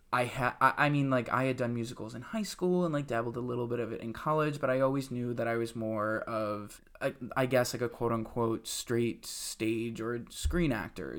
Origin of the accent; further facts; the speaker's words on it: Webster, New York, United States; also born or lived in Buffalo, New York; now in New York City, United States; I'm from Rochester, New York. I'm actually from, well, really a, a suburb outside of Rochester, New York called